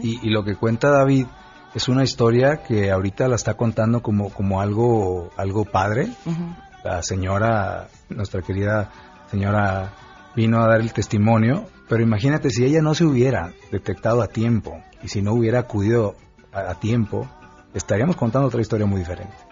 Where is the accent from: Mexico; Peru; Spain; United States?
Mexico